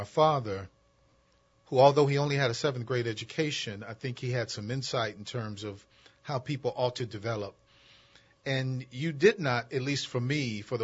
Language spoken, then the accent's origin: English; Aberdeen, Mississippi, United States; also born or lived in Los Angeles, California; at the age of 9, my father moved our family from Los Angeles to a little town called Aberdeen, Mississippi